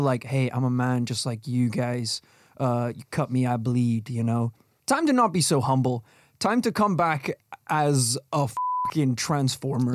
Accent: Northern Ireland, United Kingdom; when we were growing up in Northern Ireland

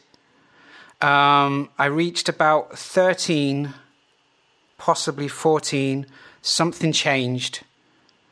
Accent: Plymouth, South West England, United Kingdom; I was from Plymouth

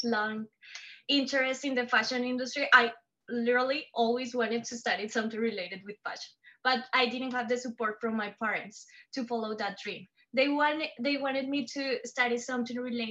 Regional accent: Tunja, Boyacá, Colombia; now in New York, United States; I am from Tunja, a city close to Bogota

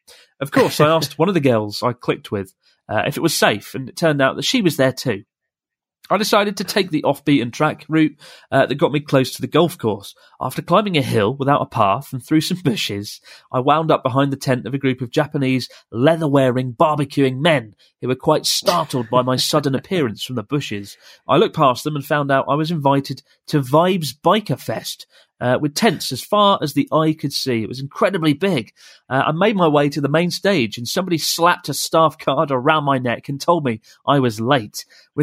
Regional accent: Netherlands; Hi, Pete and Chris. … I'm from the Netherlands.

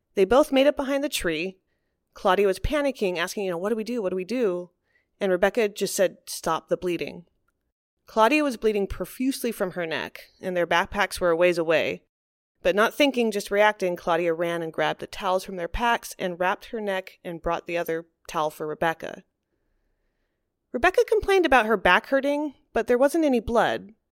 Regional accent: California, United States; growing up in California

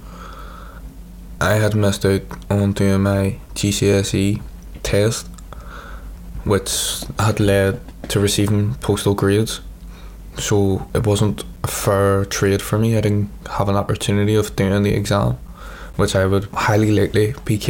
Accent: Belfast, Northern Ireland, United Kingdom; I'm 18 years old, and I'm from North Belfast. Growing up, I used to walk around the city centre a lot

